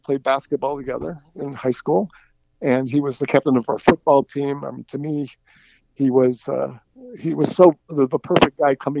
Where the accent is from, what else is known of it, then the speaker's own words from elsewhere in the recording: Cleveland, Ohio, United States; I hail from Cleveland, Ohio. I grew up in the North Collinwood district in Cleveland, attended St. Mary's grade school in Collinwood, and then Cleveland St. Joseph High School in Cleveland.